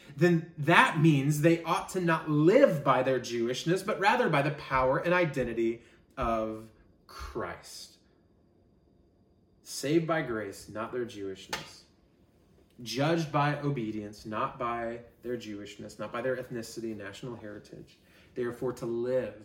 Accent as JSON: {"language": "English", "country": "United States", "said": "We as an American church"}